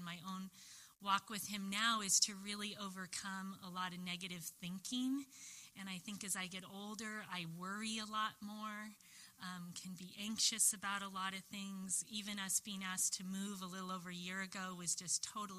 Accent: Long Beach, California, United States; I grew up, I was born in Long Beach

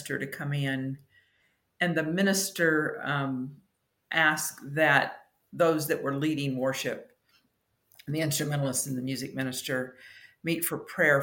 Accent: Southern California, United States; I grew up in Southern California, and I watched them build Pepperdine while I was in high school.

